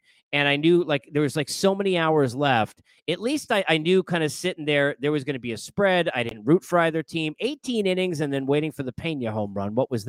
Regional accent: New York, United States; Can you tell I'm from New York?

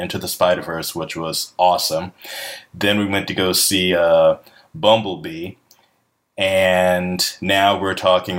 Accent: North Carolina, United States; those films were shot in Wilmington, North Carolina, my home state.

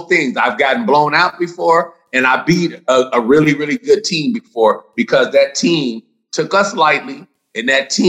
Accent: Dallas, Texas, United States; Dallas, my hometown

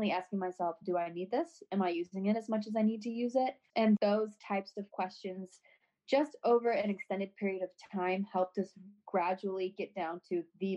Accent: St. Louis, Missouri, United States; we're both from St. Louis, so both of our families are here

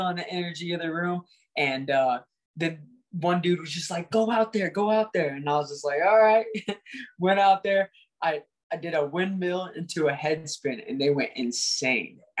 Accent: Indiana, United States; I come from Indiana

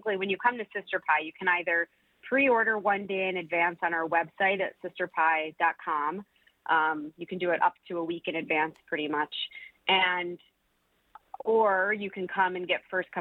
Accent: Milford, Michigan, United States; now in Detroit, United States; I grew up in Milford, you know, where I started baking those pies, and I didn't spend as much time in Detroit as a child

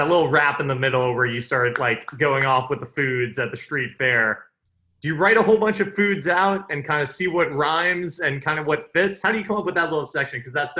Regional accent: Hastings-on-Hudson, New York, United States; I grew up in Hastings on Hudson.

